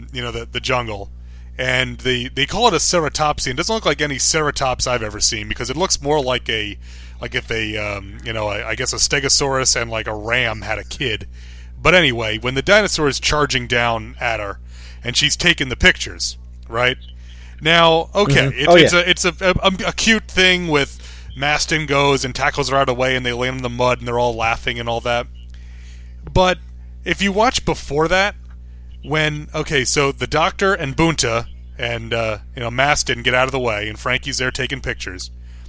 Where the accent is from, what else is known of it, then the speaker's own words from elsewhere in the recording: New York, United States; I grew up in New York